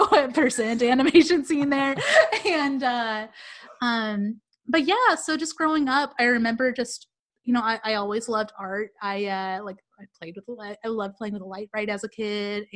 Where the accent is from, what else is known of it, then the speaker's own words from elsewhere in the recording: Tulsa, Oklahoma, United States; I grew up in Tulsa, Oklahoma